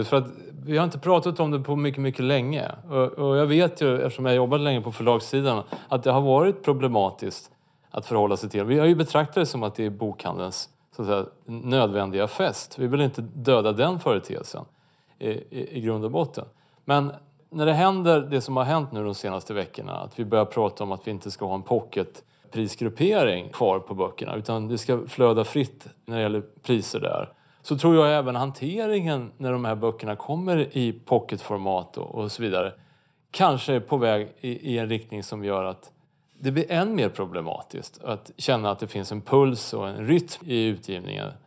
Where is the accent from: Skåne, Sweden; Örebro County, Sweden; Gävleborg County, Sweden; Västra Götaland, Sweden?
Örebro County, Sweden; Det är inte bara för att jag är från Närke som jag låter så här.